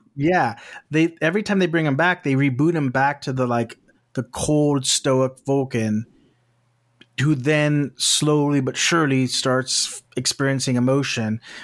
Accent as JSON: {"language": "English", "region": "South Texas", "country": "United States", "moved": "yes", "lives_now": "West Coast, United States", "said": "I'm from South Texas"}